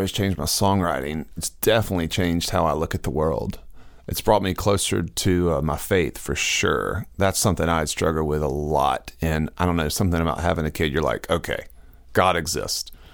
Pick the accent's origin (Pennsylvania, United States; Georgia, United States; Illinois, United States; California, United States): Georgia, United States; Augusta; moved away as an adult; also born or lived in Nashville; I grew up in Augusta, Georgia